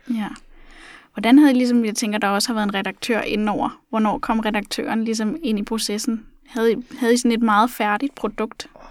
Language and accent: Danish; Funen, Southern Denmark, Denmark; nu er jeg selv fra Fyn